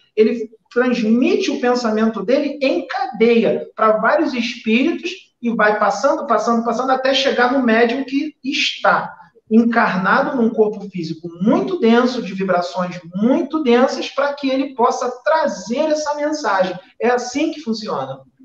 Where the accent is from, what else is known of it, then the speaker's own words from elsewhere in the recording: Rio de Janeiro, Brazil; accent: carioca; eu sou carioca